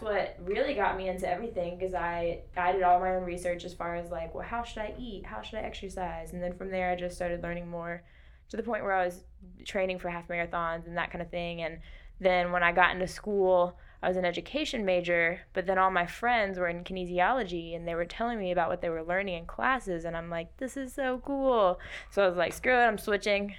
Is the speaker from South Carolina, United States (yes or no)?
yes; Rock Hill, South Carolina, United States; moved away as an adult; now in Anderson, United States; I'm from the Rock Hill area up toward Charlotte